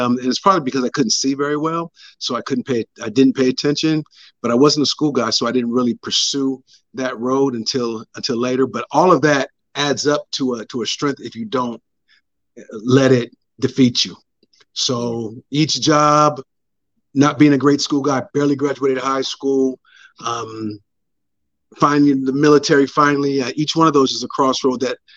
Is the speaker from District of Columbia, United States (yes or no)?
no; San Diego, California, United States; also born or lived in San Bernardino; I grew up in Southeast San Diego